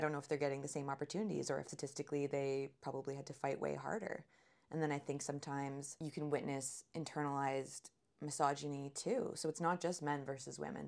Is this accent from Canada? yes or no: yes; Sarnia, Ontario, Canada; I grew up in Sarnia, Ontario. We moved around a lot before I turned, I think, eight.